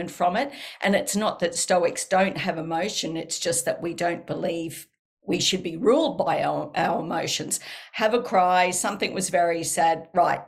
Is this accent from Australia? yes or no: yes; Australia; accent: Australian; my Australian accent is so strong.